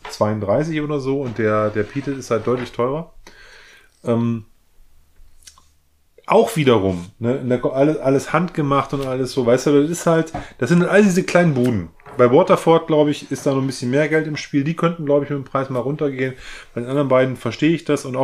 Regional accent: Northern Germany, Germany; ich komme ja aus, aus Norddeutschland, bin ein Kornkind, ne?

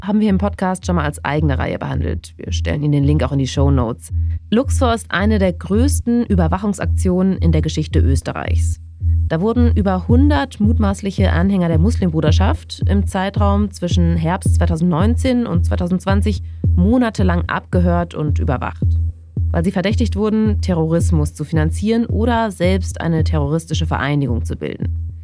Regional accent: Germany; bei uns in Deutschland

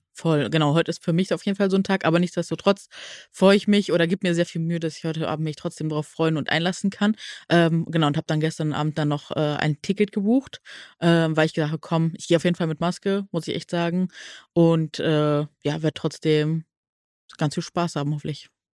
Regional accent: Neuss, North Rhine-Westphalia, Germany; Ich komme ja aus Nüss

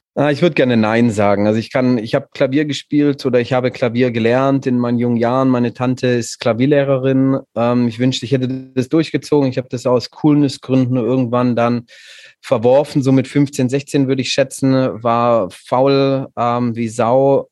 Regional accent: Stuttgart, Baden-Württemberg, Germany; now in Viernheim, Germany; ich bin in Stuttgart geboren und aufgewachsen

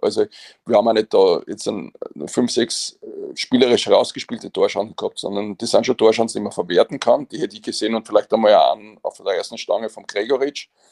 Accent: Vienna, Austria

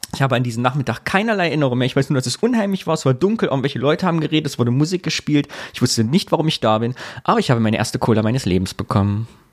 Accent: Sondershausen, Thuringia, Germany; Und wir waren im Jugendclubhaus bei uns in Sondershausen

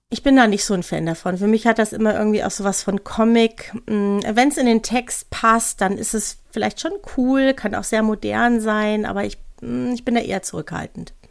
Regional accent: North Rhine-Westphalia, Germany; now in Bavaria, Germany; Also ich komme ja aus Nordrhein-Westfalen und habe ja jetzt nicht so einen starken Dialekt wie hier manchmal in Bayern.

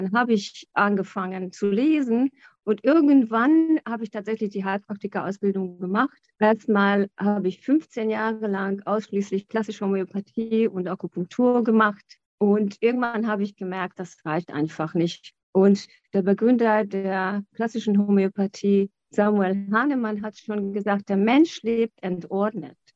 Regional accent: Hungary; German is a second language; Ich bin in Ungarn aufgewachsen

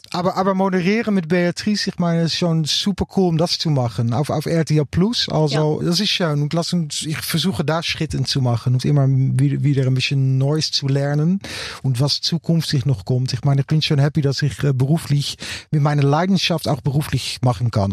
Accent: Utrecht, Netherlands; German is a second language; in Utrecht, meine Heimatstadt

